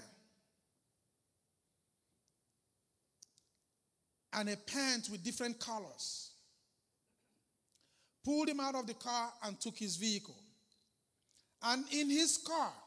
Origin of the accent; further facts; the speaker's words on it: Arochukwu, Abia, Nigeria; I'm a Nigerian from Aruchukwu